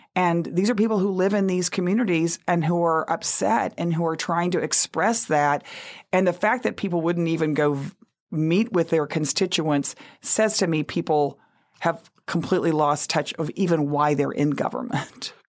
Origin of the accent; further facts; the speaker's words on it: Texas, United States; moved away as an adult; also born or lived in New Orleans; I grew up in Texas with the farm workers movement